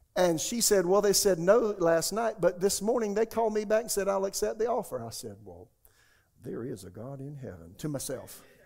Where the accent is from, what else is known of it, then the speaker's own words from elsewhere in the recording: Florence, South Carolina, United States; moved away as an adult; also born or lived in Tulsa, Oklahoma / Raleigh, North Carolina; my hometown, Florence, South Carolina